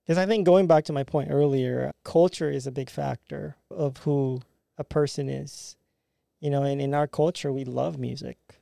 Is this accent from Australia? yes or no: no; Philippines; now in Jacksonville, United States; as a Filipino American